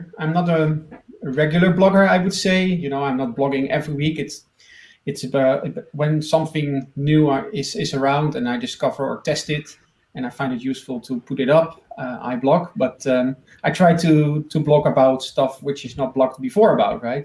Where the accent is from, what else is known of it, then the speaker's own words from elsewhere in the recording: Netherlands; I'm from the Netherlands.